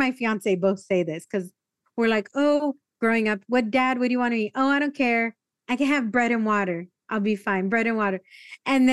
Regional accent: Escondido, California, United States; I grew up in North County, in North County, San Diego, a city called Escondido.

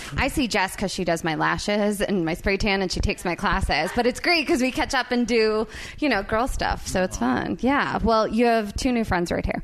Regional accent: New Jersey, United States; I'm from Jersey

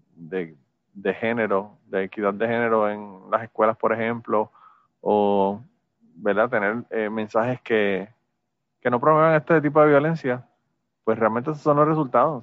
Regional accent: Puerto Rico; nosotros a veces somos boricuas

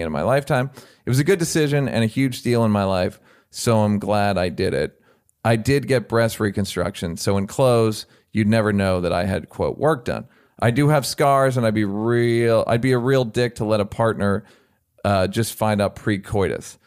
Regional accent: United States; I'm an American

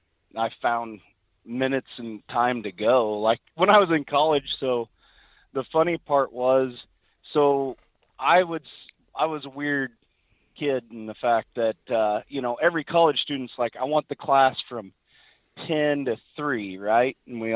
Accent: Missouri, United States; So I was from Missouri, and that brings its own challenges, you know, as far as rifle season being right in the middle of the rut.

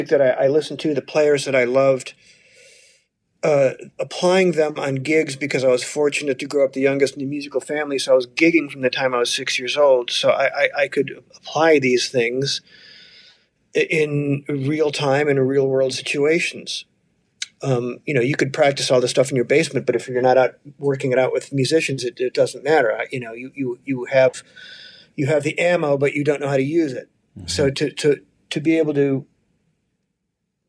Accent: Chicago, Illinois, United States; I grew up in Chicago

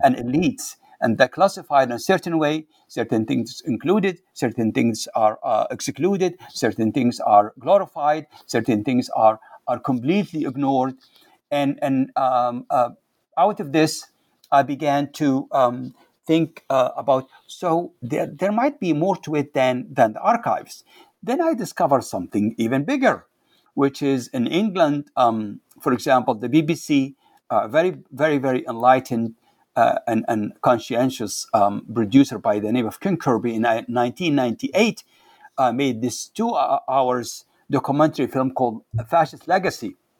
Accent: Libya; English is a second language; moved away as an adult; also born or lived in Cairo, Egypt / Seattle, United States; now in United States; I'm from Libya, originally from Libya

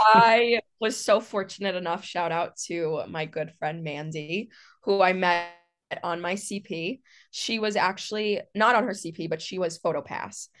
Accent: New York City, New York, United States; moved away; I'm from New York City

